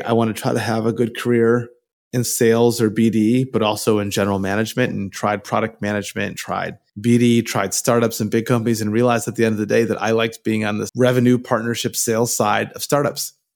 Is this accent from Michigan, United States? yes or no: yes; Michigan, United States; moved away as an adult; also born or lived in San Francisco Bay Area, California; now in Bay Area, United States; I was born in Michigan. I lived there till I was eighteen years old